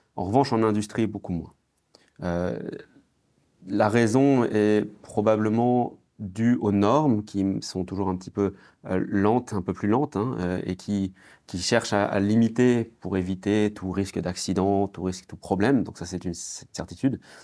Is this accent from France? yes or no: yes; France; quand j'étais enfant, euh, en France